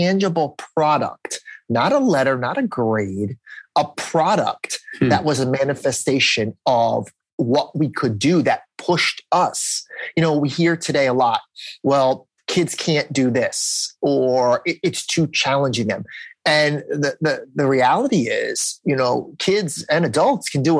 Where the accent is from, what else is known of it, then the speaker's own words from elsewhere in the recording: New Jersey, United States; I'm from New Jersey